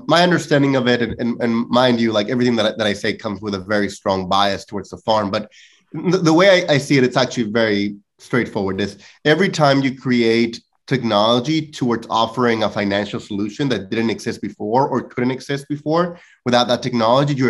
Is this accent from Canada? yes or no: no; northwest Mexico, Mexico; moved away; I come from a very traditional four-generation farming family out of Northwest Mexico